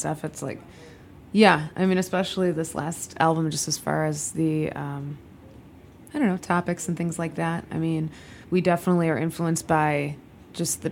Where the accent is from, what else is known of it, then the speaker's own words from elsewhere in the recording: Tinley Park, Illinois, United States; also born or lived in Chicago; I actually grew up in the burbs, but in the southwest suburbs, Tinley Park. But I've been in Chicago like since college